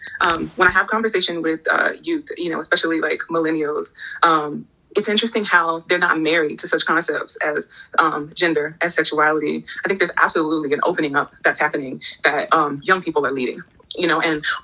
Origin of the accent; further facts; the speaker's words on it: Texas, United States; I grew up in the South, in Texas, as a matter of fact.